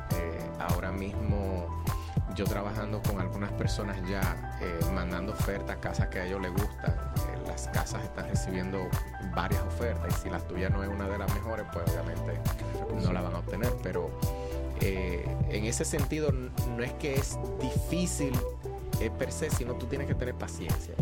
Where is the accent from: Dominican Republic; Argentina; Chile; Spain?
Dominican Republic; Santo Domingo, Distrito Nacional; also born or lived in Salcedo / La Vega; now in Lehigh Valley, United States; yo nací me crié en la capital sin embargo a mí me gusta decir que yo soy de Salcedo porque mi familia de parte de madre somos de Salcedo